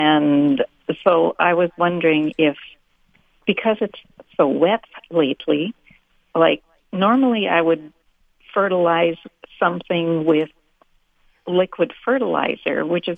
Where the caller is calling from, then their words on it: New Bothwell, Manitoba, Canada; I'm calling from New Bothwell.